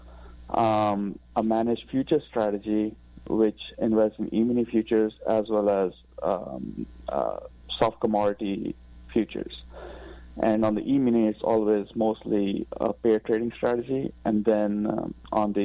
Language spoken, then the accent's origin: English; India; moved away as an adult; also born or lived in United Kingdom; now in United States; I grew up in India, but have been living in the U.S. for the past 20 years.